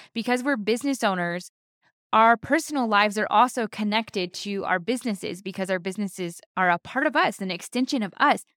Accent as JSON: {"language": "English", "region": "South Carolina", "country": "United States", "tie": "born or raised there", "moved": "as an adult", "lives_now": "California, United States", "said": "Both of us were born and raised in South Carolina"}